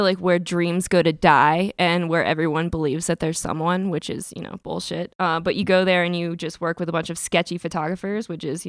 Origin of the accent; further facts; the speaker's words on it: Kentucky, United States; moved away; also born or lived in Florida; I grew up in Kentucky, but then I moved to Florida